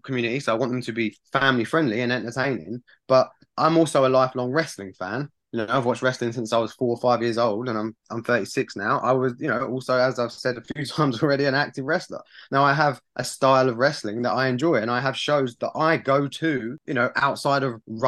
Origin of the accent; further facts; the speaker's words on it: Borehamwood, East of England, United Kingdom; it was my hometown and I'm from there